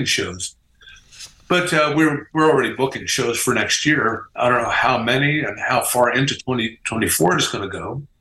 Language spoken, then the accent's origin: English; Midwest, United States; we're from the Midwest. We were all pretty grounded guys